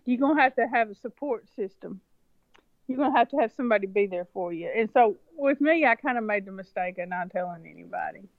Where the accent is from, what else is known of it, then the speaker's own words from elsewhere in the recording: rural West Tennessee, United States; also born or lived in China; I was born, raised, reared, the whole thing right here in, in, in Tennessee